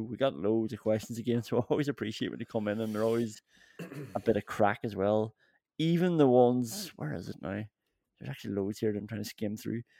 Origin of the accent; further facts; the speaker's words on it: Ireland; I'm from Ireland